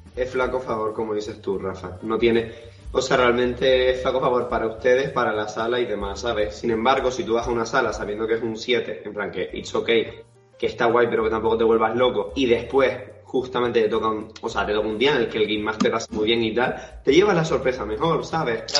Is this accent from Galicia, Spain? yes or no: no; Gran Canaria, Canary Islands, Spain; nosotros somos de Gran Canaria